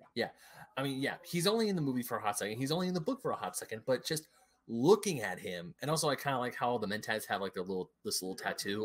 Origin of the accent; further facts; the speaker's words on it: United States; I grew up in America